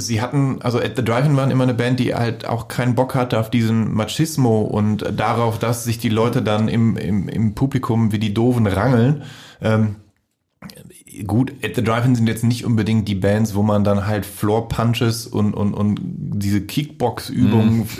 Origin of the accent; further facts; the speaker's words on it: Voerde, North Rhine-Westphalia, Germany; mein Freundeskreis aus meiner Heimatstadt in Förde